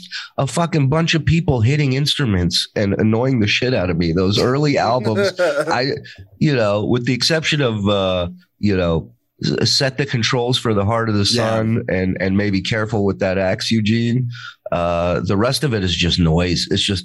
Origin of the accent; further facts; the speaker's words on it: Israel; moved away; also born or lived in Las Vegas; I was born in Israel.